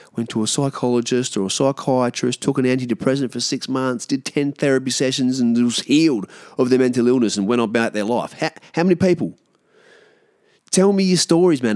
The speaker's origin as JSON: {"language": "English", "country": "Australia", "said": "we as Australian, uh, Aboriginal people"}